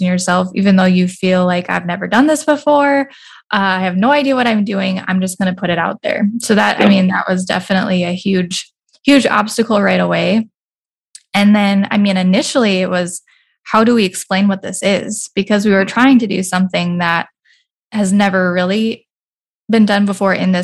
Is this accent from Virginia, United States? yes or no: no; Bismarck, North Dakota, United States; also born or lived in Minneapolis, Minnesota; my background is I grew up in Bismarck, but then I went to the Twin Cities for college